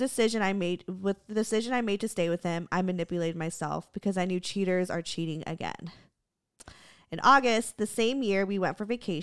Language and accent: English; Germany; English is a second language; First of all, I'm sorry if my English sucks. I'm from Germany, so it isn't my native language.